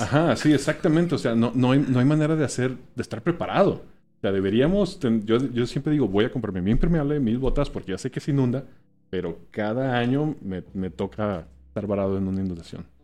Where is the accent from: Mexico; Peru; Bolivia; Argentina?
Mexico; Mazatlán, Sinaloa; moved away; yo soy de Mazatlán, Sinaloa